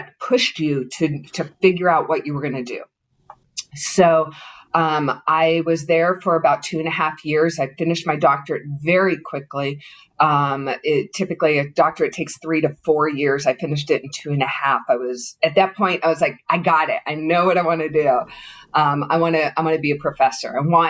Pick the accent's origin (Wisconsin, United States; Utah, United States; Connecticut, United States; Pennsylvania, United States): Pennsylvania, United States; Pittsburgh; moved away as an adult; also born or lived in West Virginia / California; I grew up in Pittsburgh.